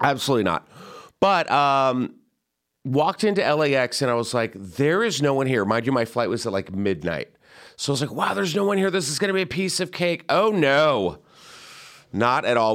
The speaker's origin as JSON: {"language": "English", "region": "California", "country": "United States", "said": "I'm from California"}